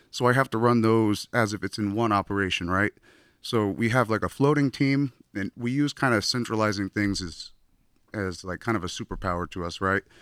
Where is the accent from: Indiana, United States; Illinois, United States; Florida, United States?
Florida, United States; now in California, United States; I moved out to California from Florida, my hometown, in 2011.